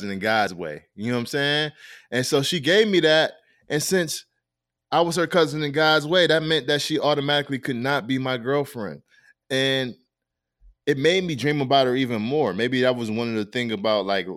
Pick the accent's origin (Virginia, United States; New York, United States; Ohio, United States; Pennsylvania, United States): New York, United States; Rochester; I'm from Rochester